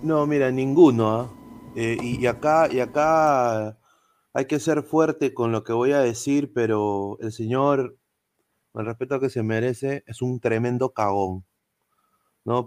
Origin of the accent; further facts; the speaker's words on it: Peru; somos los peruanos